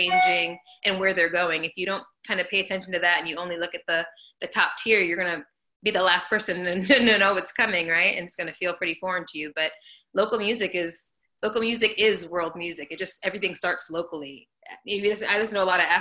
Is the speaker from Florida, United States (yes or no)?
yes; South Florida, United States; also born or lived in New York; now in Los Angeles, United States; I'm from South Florida. I moved to New York